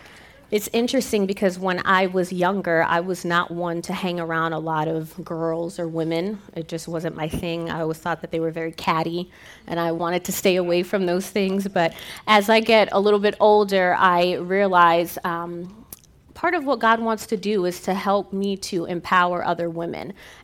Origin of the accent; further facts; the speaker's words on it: New York, United States; now in Arizona, United States; I'm from New York. And so when I moved to Arizona, they basically had to retrain me how to speak, because I would say things like talk and coffee and chocolates